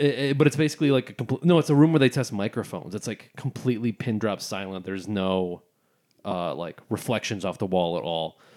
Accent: Barry County, Michigan, United States; I'm from Barry County

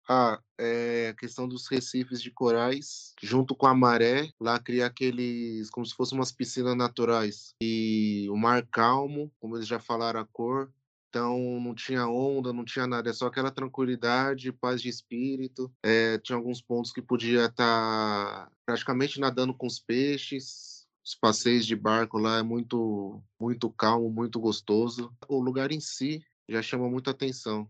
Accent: Santo André, São Paulo, Brazil; Nasci em Santo André, São Paulo

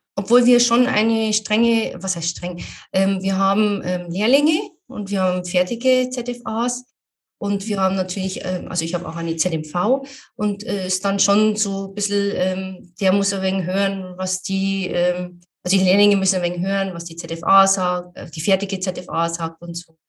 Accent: Amberg, Bavaria, Germany; Wollte ich unbedingt wieder zurück nach Amberg in meine Heimatstadt

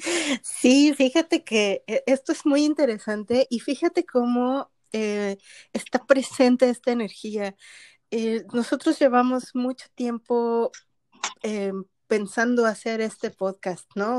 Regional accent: Mexico; now in Canada; yo soy mexicana que vive en Canadá

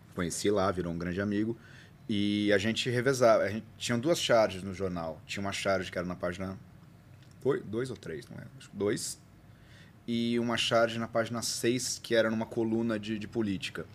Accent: Bauru, São Paulo, Brazil; eu nasci na Capote, mudei para Arthur e a gente foi para Bauru

